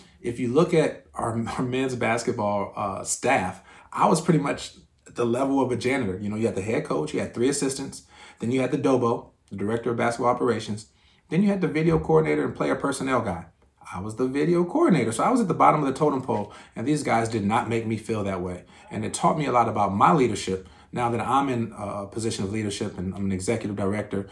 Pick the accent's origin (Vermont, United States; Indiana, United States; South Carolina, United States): Indiana, United States; I'm from Indiana